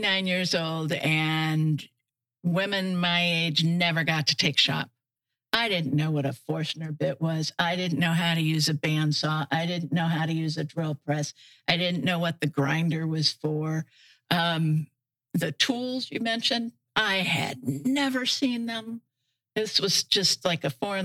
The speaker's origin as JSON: {"language": "English", "town": "Wooster", "region": "Ohio", "country": "United States", "also_born_or_lived": "Michigan", "moved": "yes", "lives_now": "Bokeelia, United States", "said": "Worcester, Ohio"}